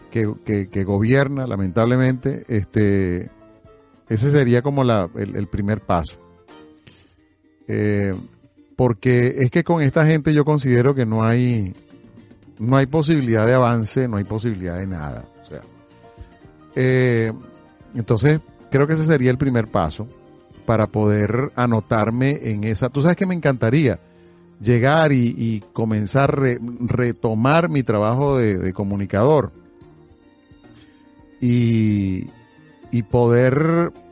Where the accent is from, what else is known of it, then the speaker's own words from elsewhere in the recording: Venezuela; now in Miami, United States; Aquí hay aquí hay muchos venezolanos, pero no somos la mayoría. Eh, la mayoría sigue siendo la cubana.